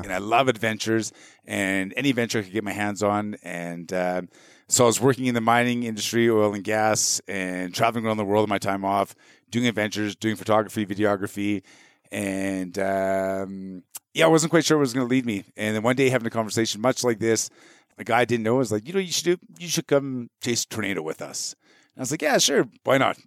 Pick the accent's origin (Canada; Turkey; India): Canada; being Canadian